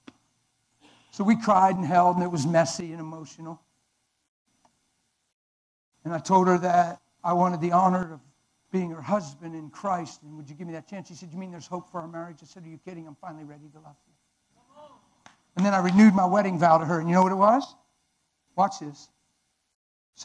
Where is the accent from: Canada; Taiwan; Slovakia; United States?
United States; Pennsylvania; I'm from Pennsylvania